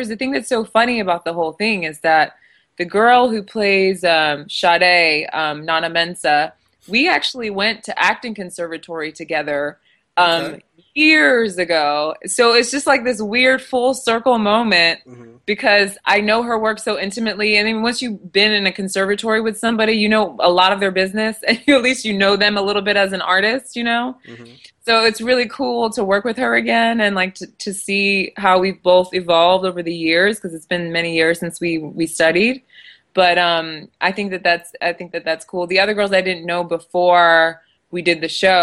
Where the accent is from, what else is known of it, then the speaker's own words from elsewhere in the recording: United States; So I have parents who are from Nigeria, but I was born here in the States